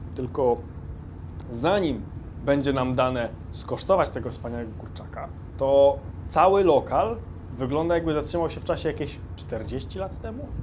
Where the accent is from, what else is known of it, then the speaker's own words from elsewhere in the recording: Poland; mówimy, że z Polski